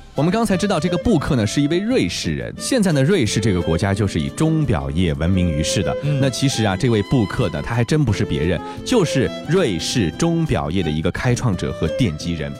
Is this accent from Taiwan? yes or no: no; China; 我们中国人